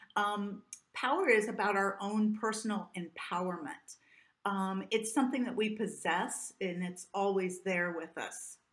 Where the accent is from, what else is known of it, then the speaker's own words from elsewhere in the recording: Southern Illinois, United States; I grew up in the Midwest in the United States, uh, in Southern Illinois